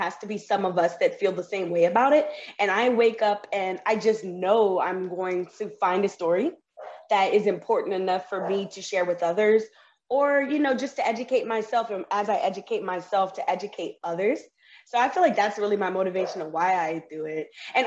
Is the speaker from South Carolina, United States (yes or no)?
no; New Orleans, Louisiana, United States; moved away as an adult; now in Puerto Rico; I'm from New Orleans, Louisiana, and I am born and raised in the South, but I've traveled a lot. And right now I'm in Puerto Rico